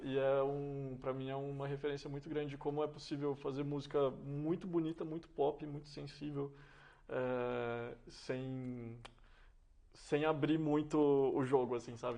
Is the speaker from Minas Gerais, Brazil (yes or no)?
yes; Serra da Saudade, Minas Gerais, Brazil; moved away as an adult; also born or lived in São Paulo; A, a minha personalidade está muito conectada com o, o que é nascer, crescer e viver no interior. Ah, especialmente no, no, interior de Minas e especialmente aquela região de onde eu sou, né? Que é o Triângulo Mineiro, o Alto Paranaíba